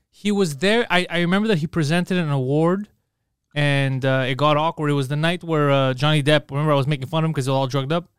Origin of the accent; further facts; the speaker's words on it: Canada; I was born here, so I feel Canadian